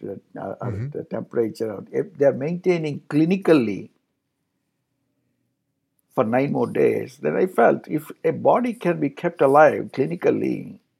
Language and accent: English; India; Being an Indian